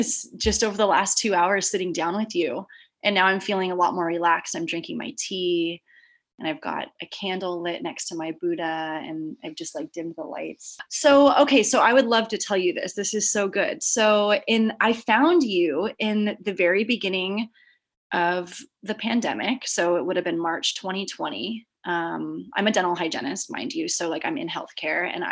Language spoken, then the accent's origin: English; San Diego, California, United States; now in San Francisco, United States; I'm born and raised here. I grew up down in Southern California in San Diego